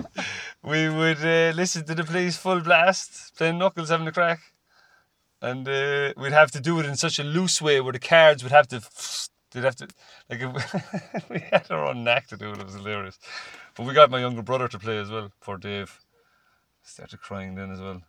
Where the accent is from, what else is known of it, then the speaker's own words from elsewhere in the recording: Cork, Munster, Ireland; growing up in Cork, which is you know all my life